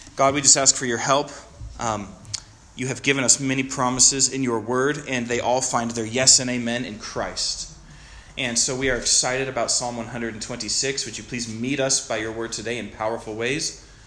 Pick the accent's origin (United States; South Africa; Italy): United States; Stevensville, Montana; moved away as an adult; also born or lived in Chester, Montana; now in Bozeman, United States; I was born in Chester, if anyone knows where that is, up on the High Line, and from Stevensville